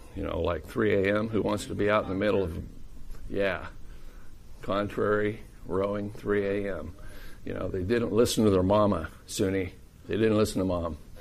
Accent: Iowa, United States; I'm from Iowa

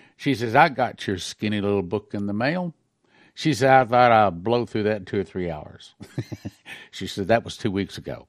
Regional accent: United States; we Americans

